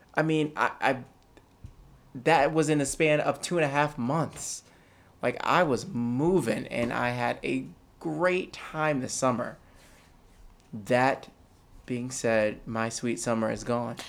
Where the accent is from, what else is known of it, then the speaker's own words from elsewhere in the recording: Poughkeepsie, New York, United States; moved away; I was born in Poughkeepsie, New York